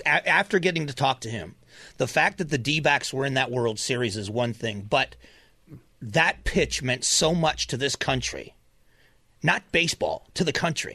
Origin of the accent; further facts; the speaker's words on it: Florida, United States; now in Arizona, United States; I was raised in Florida, so I got to watch the Marlins start